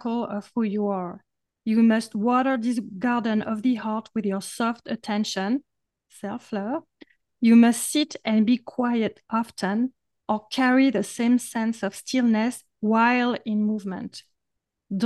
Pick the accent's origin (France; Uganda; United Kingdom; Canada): France; accent: French; English is a second language; my French accent